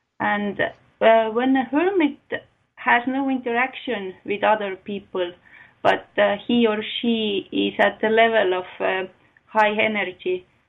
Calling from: Estonia; I am calling from Estonia.

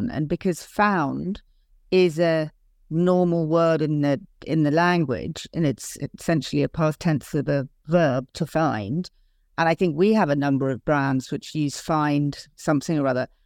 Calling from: England, United Kingdom; in Europe, I'm speaking from England

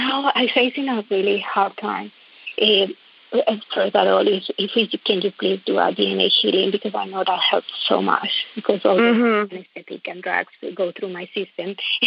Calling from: Melbourne, Victoria, Australia; I'm calling from Melbourne, Australia

